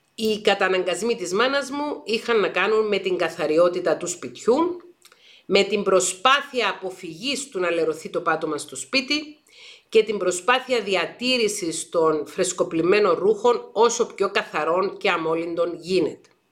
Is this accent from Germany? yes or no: no; Paphos, Paphos District, Cyprus; Εγώ γεννήθηκα και μεγάλωσα στην Πάφο της Κύπρου